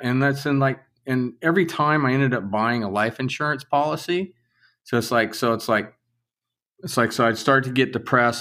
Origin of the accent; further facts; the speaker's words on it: Southern California, United States; I grew up in Southern California